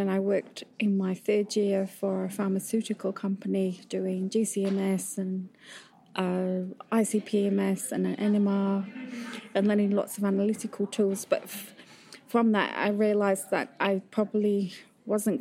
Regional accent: Yorkshire Dales, Yorkshire and the Humber, United Kingdom; I grew up in Yorkshire, in the Yorkshire Dales

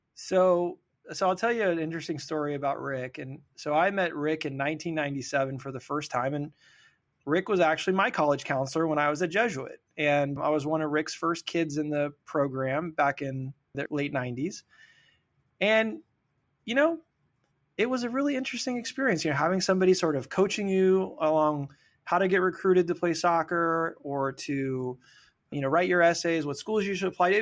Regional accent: Sacramento, California, United States; I grew up here in Sacramento on American River Drive

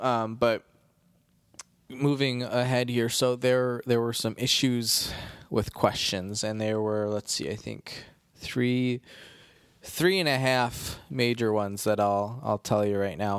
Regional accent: Midwest, United States; accent: Midwestern; also born or lived in Baltimore; now in Chicago, United States; People always make fun of the way I say sorry 'cause of my Midwestern accent

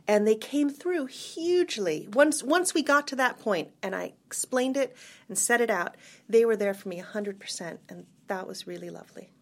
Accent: United States; moved away as an adult; also born or lived in Cambridge, England; being American

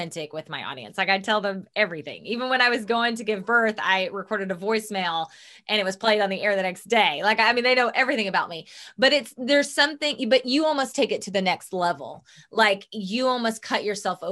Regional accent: the Bible Belt, United States; We come from the Bible Belt. Mm-hmm. We were both raised deeply and rooted in religion

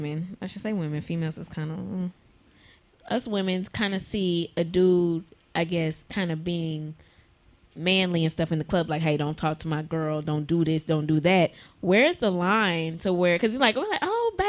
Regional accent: Tallahassee, Florida, United States; I was born in Tallahassee

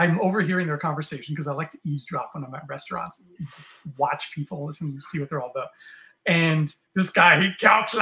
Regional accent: Canada; I'm from Canada

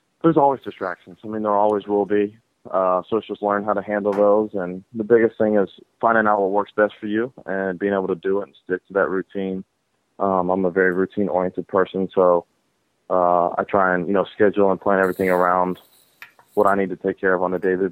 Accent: Atlanta, Georgia, United States; growing up in Atlanta

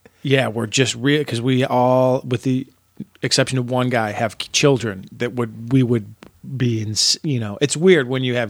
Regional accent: Chicago, Illinois, United States; also born or lived in Berwyn, Illinois; Yeah. Well, I was born in Chicago in Humboldt Park. And then when my dad died, I moved to a neighborhood called Berwyn.

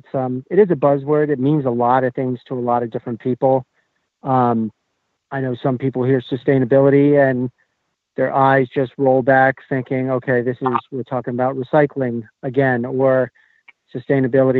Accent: Sugarloaf, Western Maine, United States; I'm from Western Maine, Sugarloaf.

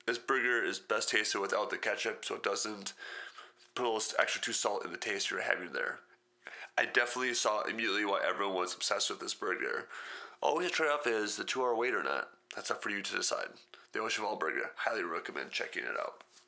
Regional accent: Wisconsin, United States; I grew up in Wisconsin

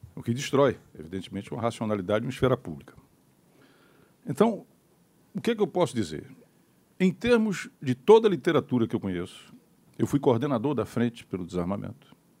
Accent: Pernambuco, Brazil

